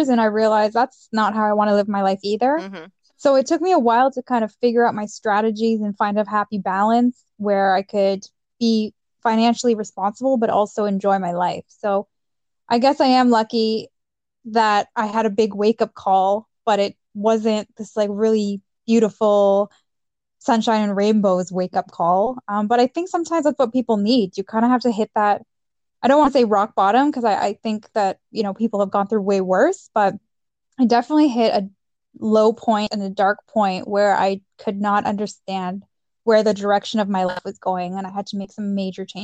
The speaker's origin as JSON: {"language": "English", "country": "Mexico", "moved": "yes", "lives_now": "Canada", "said": "my parents were super supportive in, of education and us getting a better future. That's why we moved to Canada from Mexico."}